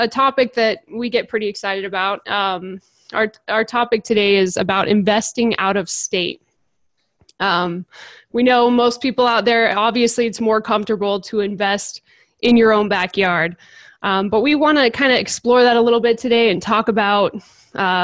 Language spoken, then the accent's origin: English; California, United States; moved away; I'm from California